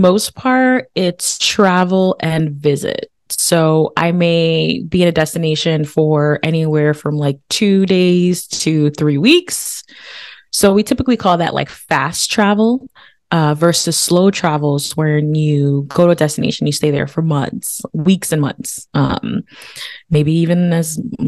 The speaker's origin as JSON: {"language": "English", "country": "United States", "tie": "born or raised there", "also_born_or_lived": "Haiti"}